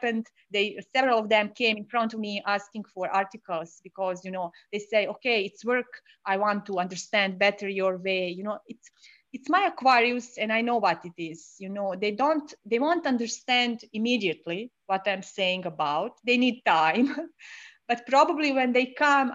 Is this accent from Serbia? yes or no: yes; Serbia; … is an old Slavic name because I'm from Serbia